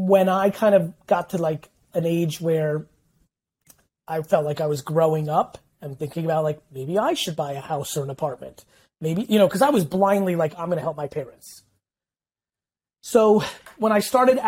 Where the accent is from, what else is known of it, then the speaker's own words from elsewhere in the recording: United States; also born or lived in Soviet Union; in 1978, we won a lotto that a couple hundred thousand people won and were able to leave the Soviet Union. And I grew up in America